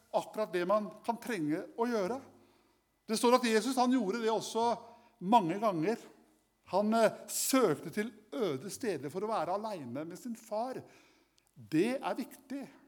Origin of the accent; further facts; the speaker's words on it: Kragerø, Telemark, Norway; Som guttunge så hadde jeg kaniner eh, hjemme i Kragerø, i min hjemby.